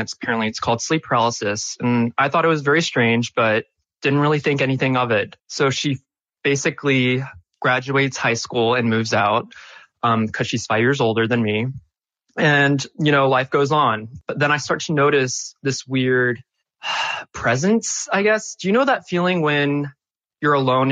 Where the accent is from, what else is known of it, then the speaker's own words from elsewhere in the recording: Charleston, South Carolina, United States; So I was born and raised in Charleston, South Carolina